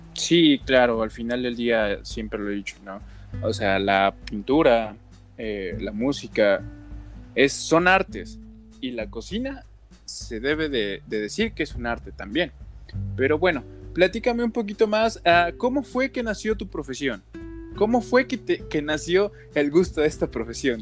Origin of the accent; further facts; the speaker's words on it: Mexico; nosotros somos mexicanos